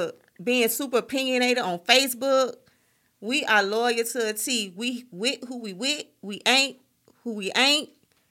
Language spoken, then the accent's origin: English; Birmingham, Alabama, United States; Like, it's just whatever I do is natural because I'm from Birmingham.